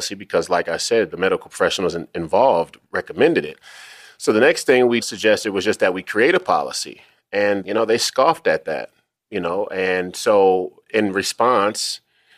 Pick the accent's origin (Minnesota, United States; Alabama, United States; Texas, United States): Minnesota, United States; Senator Wellstone, who's from my hometown or my home state of Minnesota